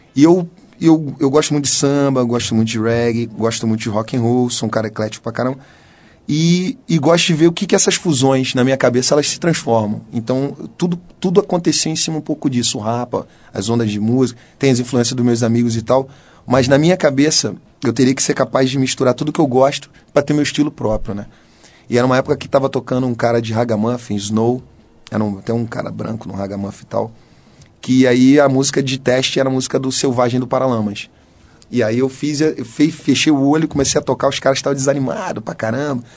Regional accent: Rio de Janeiro, Brazil; sou cria do Engenho Novo, um lugar lá no subúrbio do Rio de Janeiro

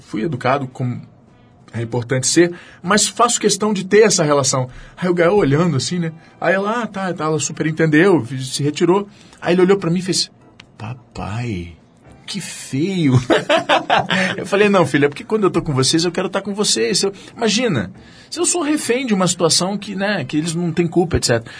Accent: Rio de Janeiro, Brazil; eu sou da Tijuca

